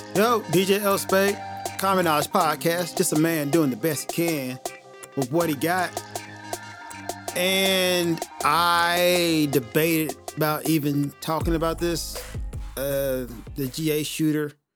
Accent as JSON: {"language": "English", "country": "United States", "said": "being an American"}